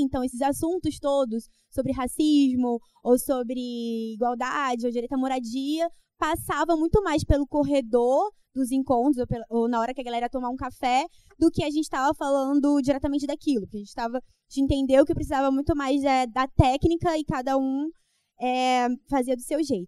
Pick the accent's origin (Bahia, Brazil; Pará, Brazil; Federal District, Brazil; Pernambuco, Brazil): Federal District, Brazil; Brasília; moved away as an adult; now in Rio de Janeiro, Brazil; eu sou de Brasília, do Gama. E aí, há uns seis anos atrás, eu vim pro Rio